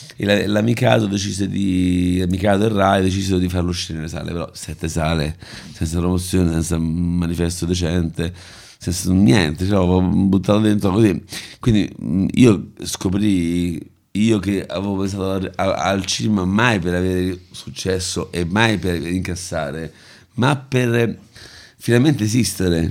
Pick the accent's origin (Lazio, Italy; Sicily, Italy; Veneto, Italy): Lazio, Italy; Rome; io sono nato e cresciuto a Prati